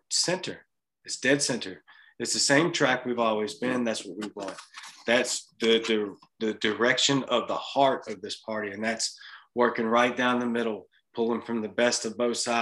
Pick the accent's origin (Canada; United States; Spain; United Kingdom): United States; Louisiana; now in Mississippi, United States; I'm in Mississippi. I'm from Louisiana